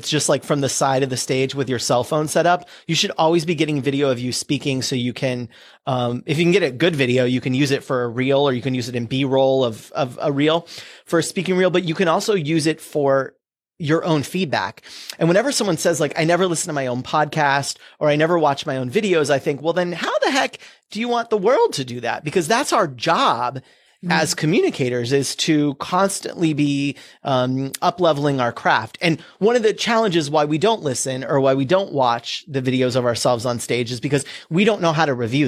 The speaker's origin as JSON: {"language": "English", "region": "California", "country": "United States", "tie": "born or raised there", "said": "I grew up in California."}